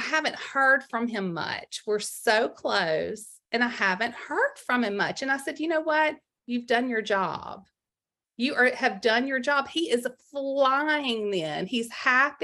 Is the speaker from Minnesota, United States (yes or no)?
no; Mississippi, United States; I'm from Mississippi